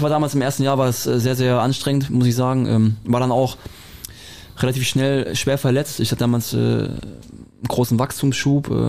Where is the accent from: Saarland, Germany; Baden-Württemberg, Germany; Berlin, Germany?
Baden-Württemberg, Germany; Friedrichshafen; Ja, wie Schwabe. Viel, Schwabe.